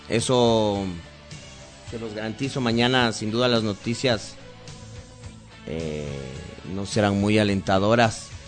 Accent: Ecuador; como ecuatorianos

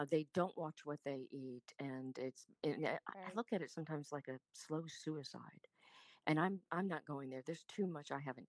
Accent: Des Moines, Iowa, United States; accent: Southern; also born or lived in Richmond, United States / North Carolina, United States / New Jersey, United States; So I was born in Richmond. Born in Richmond, and then we lived in North Carolina, New Jersey, and then dad relocated. He became a Marine recruiter and moved to Des Moines, Iowa. So I lost my Southern accent there.

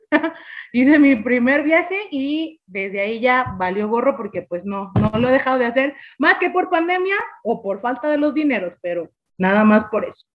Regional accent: Mexico; los que somos mexicanos

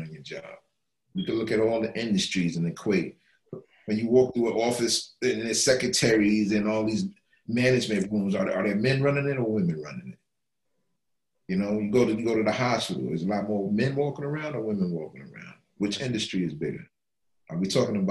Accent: New York City, New York, United States; I grew up in the Bronx.

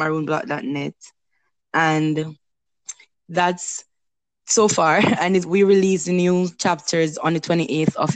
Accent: Jamaica; our country, for our people

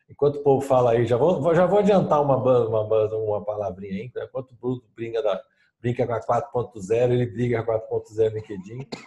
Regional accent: São Paulo, Brazil; também sou de São Paulo, não esqueça disso.

